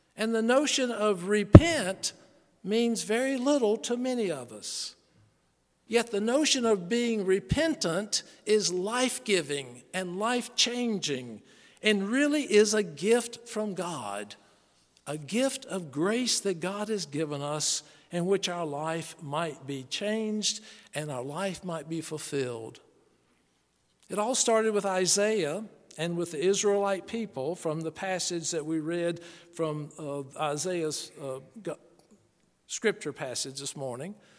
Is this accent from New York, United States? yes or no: no; Charlotte, North Carolina, United States; born or raised there